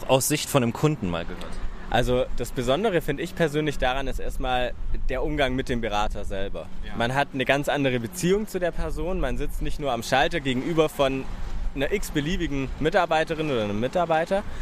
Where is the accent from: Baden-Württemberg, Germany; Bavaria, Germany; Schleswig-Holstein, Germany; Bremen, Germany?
Baden-Württemberg, Germany; Stuttgart; moved away as an adult; now in Berlin, Germany; Ich komme jetzt aus Berlin, ursprünglich eigentlich aus Stuttgart. Wir sind vor sieben Monaten hergezogen